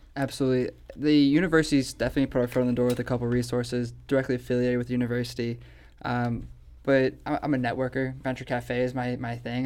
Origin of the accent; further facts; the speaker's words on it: St. Louis, Missouri, United States; I, am a born and raised in St. Louis person